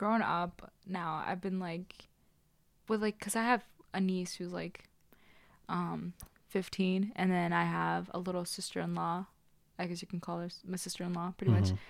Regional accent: New York, United States; Well, yeah, like, I moved here when I was, like, around 7 or 8. So it kind of, like, it was, like, half and half. Mm-hmm. So, you know, I was born in Long Island, so

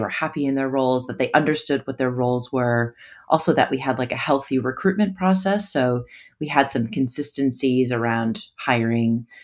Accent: United States; also born or lived in New York City; now in Sydney, Australia; I'm originally from the States

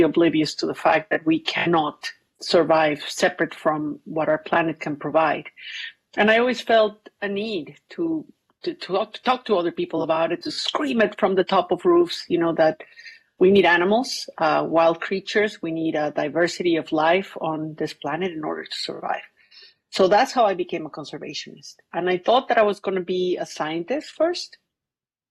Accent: Mexico City, Mexico; also born or lived in Cuernavaca, Morelos, Mexico; I grew up in Mexico City until I was 10 years old

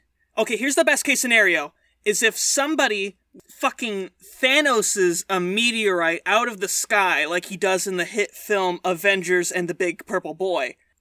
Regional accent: United States; I'm an American

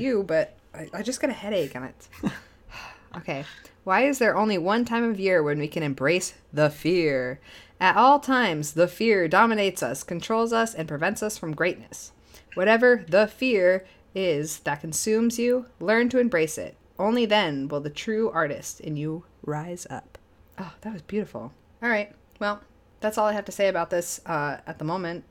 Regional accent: Spofford, New Hampshire, United States; I grew up in the Keene area.

